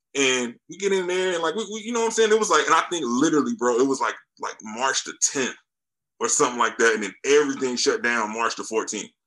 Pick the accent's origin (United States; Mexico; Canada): United States; Charlotte, North Carolina; now in Fayetteville, United States; I'm in North Carolina like uh, I'm actually in Fayetteville right now, but I'm from Charlotte